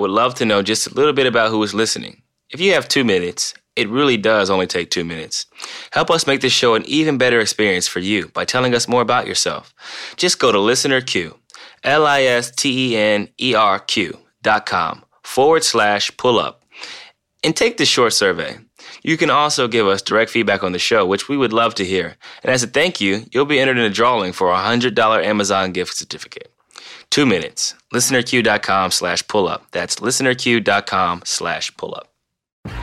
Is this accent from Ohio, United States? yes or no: yes; Canton, Ohio, United States; moved away; Canton, Ohio, my hometown